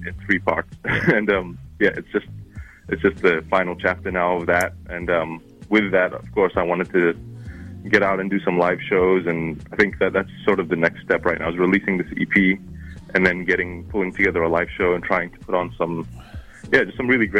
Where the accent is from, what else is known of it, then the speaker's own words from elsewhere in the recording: New Zealand; accent: hybrid of Arabic and Kiwi; my accent, which is like a hybrid of Arabic and Kiwi